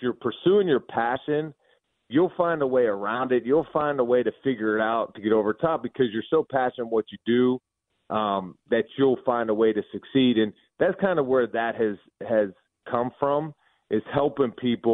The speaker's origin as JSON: {"language": "English", "town": "Pittsburgh", "region": "Pennsylvania", "country": "United States", "tie": "born or raised there", "moved": "as an adult", "lives_now": "Toledo, United States", "said": "I'm from Pittsburgh, born and raised in Pittsburgh. We live in Toledo, Ohio now."}